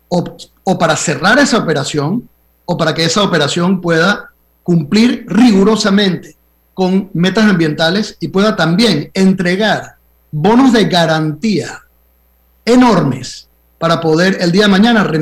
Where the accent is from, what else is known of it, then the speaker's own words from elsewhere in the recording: Panama; Estoy hablando como panameño.